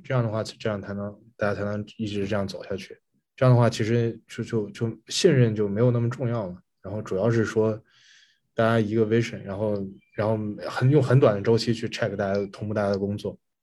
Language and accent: Chinese; China; moved away; 作为中国人来讲，你也很难想象这种事情